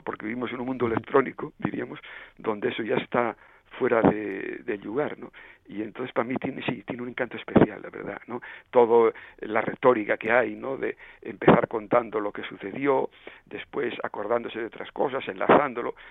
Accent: southwestern Asturias, Spain; accent: Western Asturian; moved away; el cordón umbilical el remo como decimos en el suroccidente en asturiano occidental

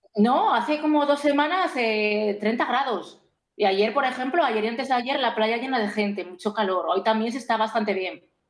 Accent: Spain; now in Greece; yo como soy española me toca en España

